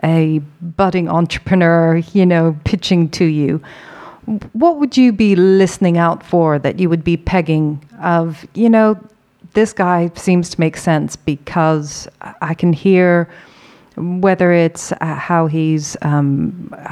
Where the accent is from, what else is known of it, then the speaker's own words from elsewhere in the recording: Ireland; being Irish